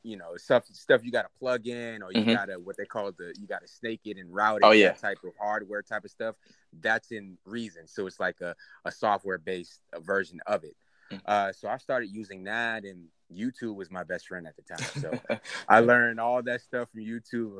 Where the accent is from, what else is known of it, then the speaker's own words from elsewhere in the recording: New York City, New York, United States; now in Atlanta, United States; I'm from Queens, New York. I currently live in Atlanta right now, but, you know, I'm from up top, man.